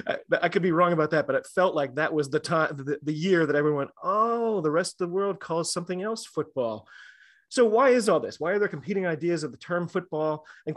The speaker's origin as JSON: {"language": "English", "country": "United States", "said": "I'm an American rugby fan"}